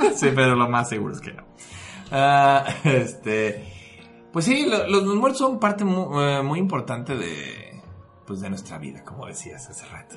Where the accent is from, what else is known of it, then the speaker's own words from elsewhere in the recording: Mexico; yo como mexicano